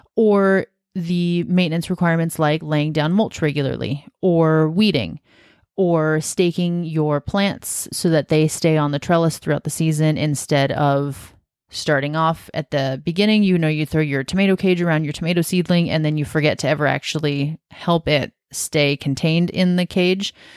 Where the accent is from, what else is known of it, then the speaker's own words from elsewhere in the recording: Washington, United States; now in Oregon, United States; I'm from Washington State, which is just north of Oregon